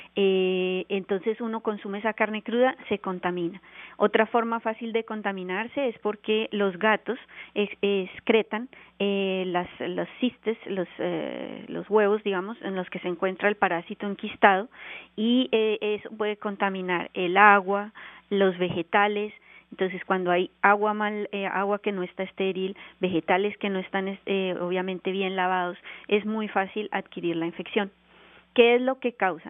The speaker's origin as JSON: {"language": "Spanish", "country": "Colombia", "also_born_or_lived": "Bogotá, Colombia", "moved": "as an adult", "lives_now": "Canada", "said": "yo soy colombiana y me formé en la Universidad Nacional de Colombia en Bogotá"}